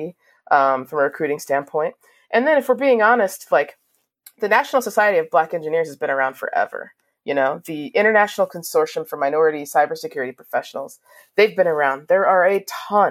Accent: Washington, District of Columbia, United States; growing up in Washington, D.C., I have a lot of friends and family

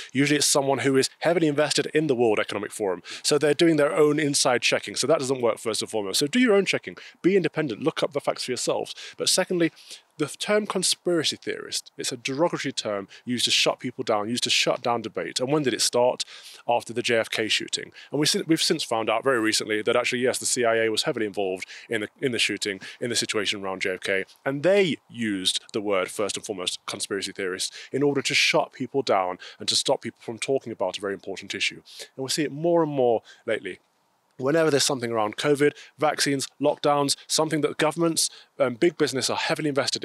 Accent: England, United Kingdom; I'm a Brit. I'm an Englishman. I belong to England.

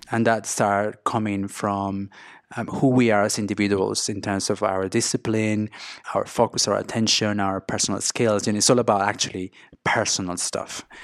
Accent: Venezuela; English is a second language; moved away as an adult; also born or lived in Mexico / Spain / London; I grew up in Venezuela, in South America

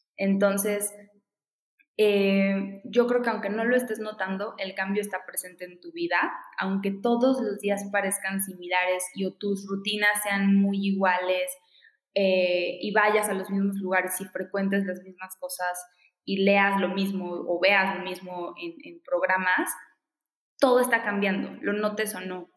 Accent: Veracruz, Mexico; soy jarocha, soy de Veracruz, crecí en la costa

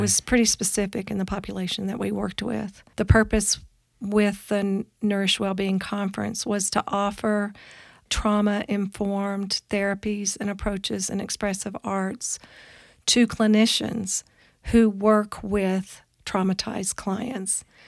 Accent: Kentucky, United States; moved away; also born or lived in Boulder, Colorado; I'm originally from Kentucky, a very small town in Kentucky

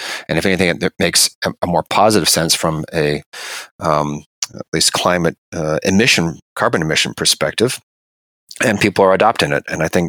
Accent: California, United States; I remember as a kid growing up in California

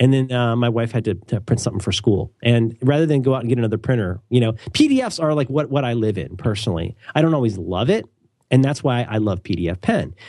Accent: Midwest, United States; I'm from the Midwest

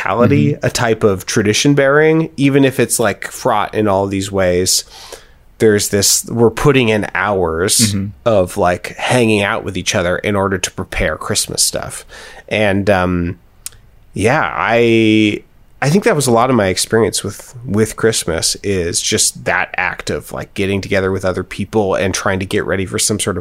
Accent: Hillsboro, United States; I came from Hillsboro, which is technically mostly white

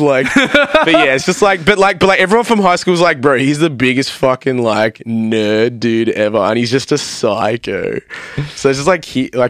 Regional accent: Melbourne, Victoria, Australia; they still had a good audience, but it was like half the size of us because we're like from Melbourne.

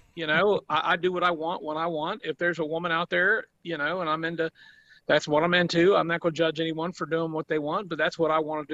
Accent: southeastern Ohio, United States; I'm from Ohio. I live in southeastern Ohio, where us country people are educated.

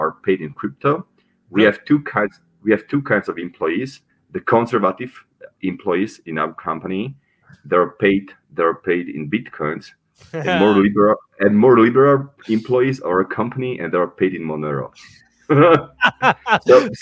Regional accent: Slovakia; moved away as an adult; also born or lived in Czech Republic / Paraguay / Panama; I'm originally from Slovakia, so my citizenship is Slovak

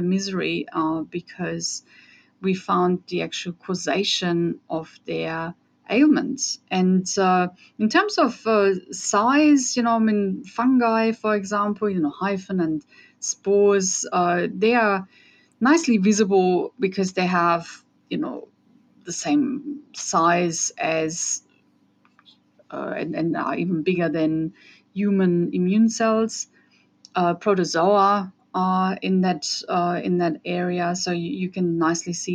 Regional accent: Germany; English is a second language; moved away as an adult; also born or lived in Austria; now in Australia; as you can hear from my accent, I'm from Europe. So I grew up in Germany. I'm Austrian though.

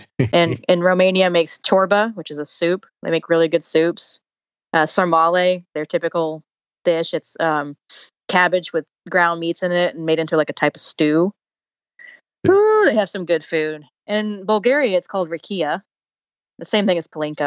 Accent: United States

